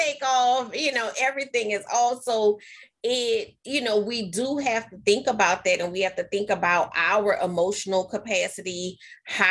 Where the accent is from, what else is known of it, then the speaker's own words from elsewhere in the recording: New Orleans, Louisiana, United States; I'm from New Orleans, Katrina happened